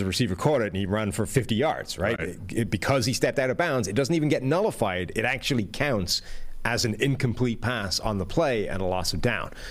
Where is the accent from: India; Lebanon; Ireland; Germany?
Ireland; moved away; as an Irishman displaced to a foreign country